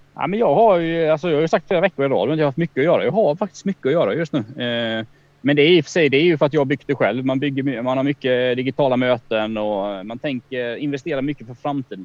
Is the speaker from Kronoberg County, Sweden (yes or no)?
yes; Kronoberg County, Sweden; accent: Småländska; moved away; Jag är uppe i Kronobergs län här, mina hemtrakter där jag är uppvuxen